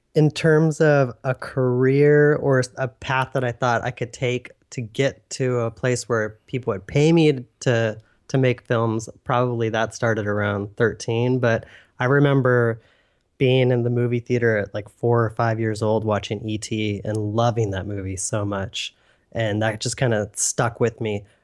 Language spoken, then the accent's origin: English; Northern California, United States; born and raised in Northern California